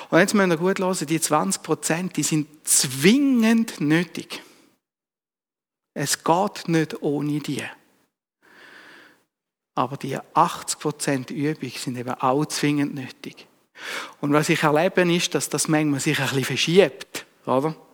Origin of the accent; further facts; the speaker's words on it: Thurgau, Switzerland; born there; Ich bin als Schweizer Kind auf die Welt gekommen, ich bin als Bauernsohn auf die Welt gekommen